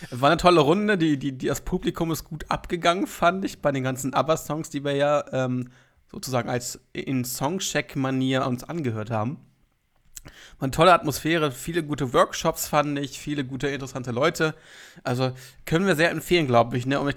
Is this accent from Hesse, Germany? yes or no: no; Lower Saxony, Germany; also als Niedersachse, finde ich, gehört man zu Norddeutschland